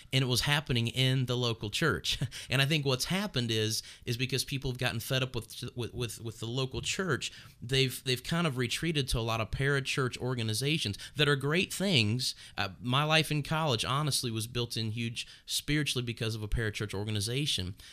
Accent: Northern Kentucky, United States; I'm from Northern Kentucky where we planted this church and grew up in this area

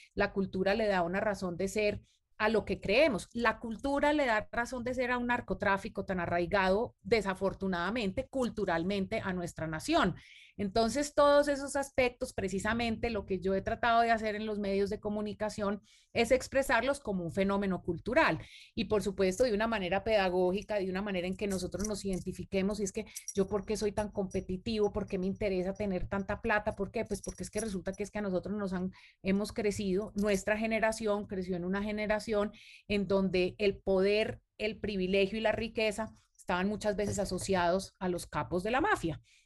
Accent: Colombia; Nosotros, por ejemplo, como colombianos

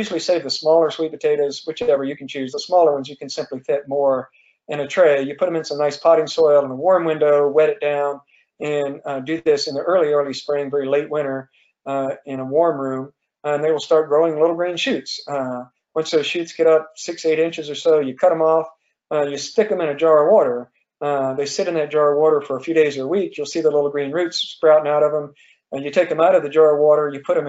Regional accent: Georgia, United States; moved away; I grew up in the South, down in Georgia

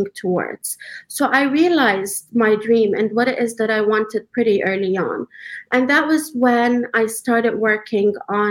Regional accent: Dubai, United Arab Emirates; moved away as an adult; now in Canada; So I am a Palestinian refugee. I was born and raised in Dubai.

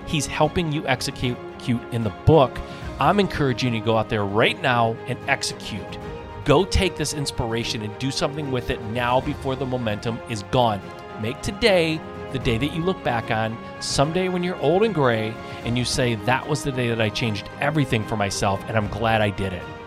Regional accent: Michigan, United States; I'm from Michigan

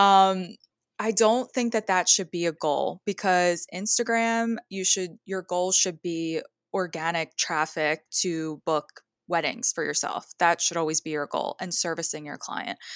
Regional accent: Philadelphia area, Southern New Jersey, United States; I am from the New Jersey, like, Southern New Jersey, Philadelphia area.

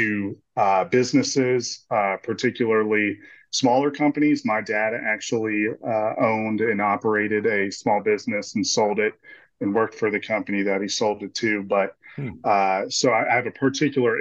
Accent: Stafford, Virginia, United States; moved away as an adult; also born or lived in Wilmington, North Carolina; I was born and raised in Stafford, Virginia

